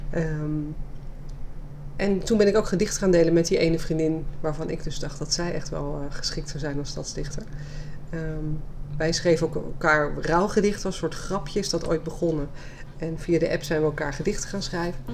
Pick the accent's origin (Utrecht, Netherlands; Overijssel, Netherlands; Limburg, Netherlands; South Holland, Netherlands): South Holland, Netherlands; Leiden; geboren en getogen Leidse